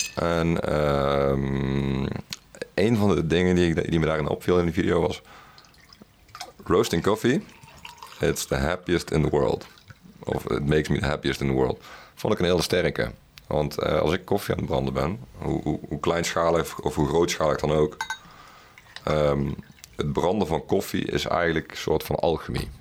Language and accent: Dutch; Best, North Brabant, Netherlands; ik ben opgegroeid in Best.